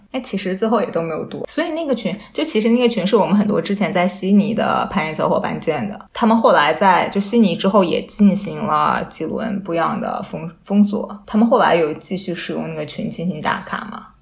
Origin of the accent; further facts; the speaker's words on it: Wuhan, Hubei, China; moved away as an adult; now in Australia; 作为一个武汉人